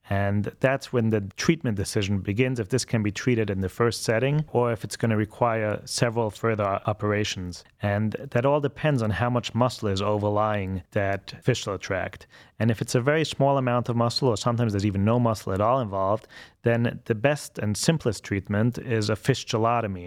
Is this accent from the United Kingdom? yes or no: no; Vienna, Austria; moved away as an adult; also born or lived in Baltimore / Connecticut / New York; now in Cleveland, United States; I'm originally from Vienna, Austria, and came to the States when I was about 20 years old